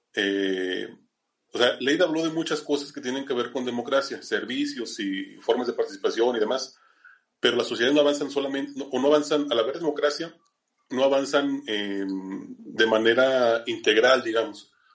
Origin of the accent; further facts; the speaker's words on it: Zacatecas, Mexico; en Zacatecas, que es de donde yo soy